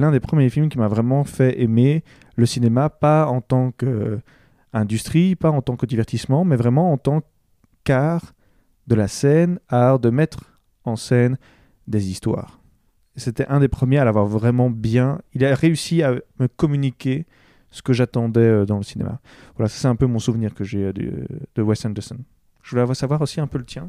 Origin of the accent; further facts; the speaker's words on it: Belgium; nous sommes belges